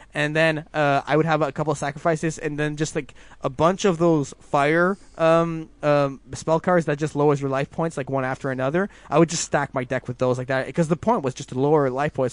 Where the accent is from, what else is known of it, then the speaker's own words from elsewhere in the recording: Canada; I'm so Canadian